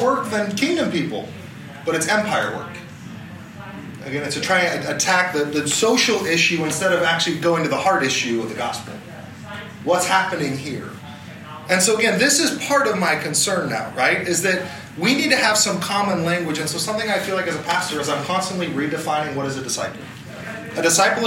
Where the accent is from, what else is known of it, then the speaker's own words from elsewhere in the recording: Southern California, United States; now in El Dorado Hills, United States; I come from SoCal for a large part of my life